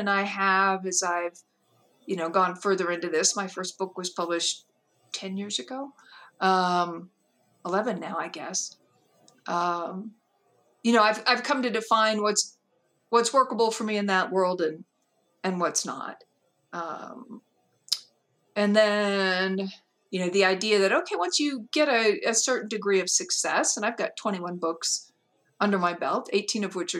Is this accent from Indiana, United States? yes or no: no; Georgia, United States; born there; well, I was born in Georgia, which is true.